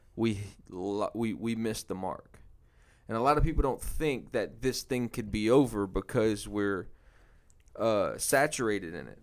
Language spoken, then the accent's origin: English; New Orleans, Louisiana, United States; moved away as an adult; now in Houston, United States; I'm from New Orleans, Louisiana. Came to Houston about seven years ago